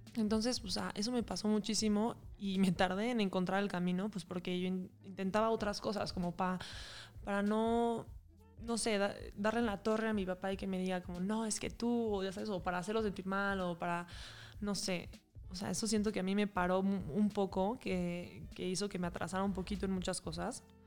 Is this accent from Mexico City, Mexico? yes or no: yes; Mexico City, Mexico; moved away as an adult; also born or lived in San Sebastián; now in Puebla, Mexico; Yo soy de la Ciudad de México, pero me vine a vivir a Puebla y ya llevo aquí como unos casi 7 años